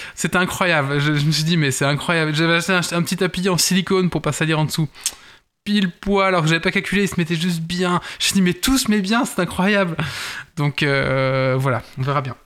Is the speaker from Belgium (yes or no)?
yes; Belgium; notre beau royaume